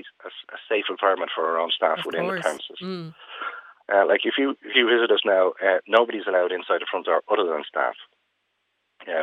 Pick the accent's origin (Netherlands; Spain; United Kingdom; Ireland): Ireland; Being Irish